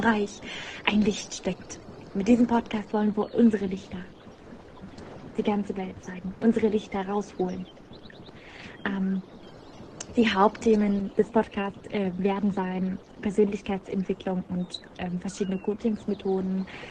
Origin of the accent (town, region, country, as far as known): Syria; German is a second language; now in Germany